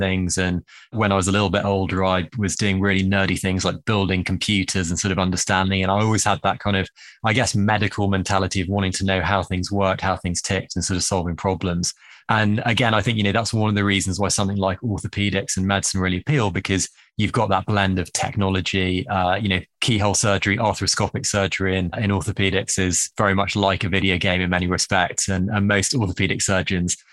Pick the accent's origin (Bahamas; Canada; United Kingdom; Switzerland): United Kingdom; England; accent: Harry Potter accent; also born or lived in Bristol / Manhattan, United States; my Harry Potter accent is authentic. I am English